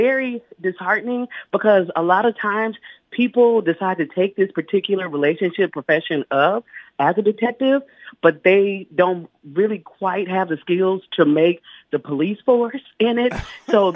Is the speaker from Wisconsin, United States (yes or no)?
no; Texas, United States; now in Los Angeles, United States; I live in L.A. now. But, of course, I'm from Tejas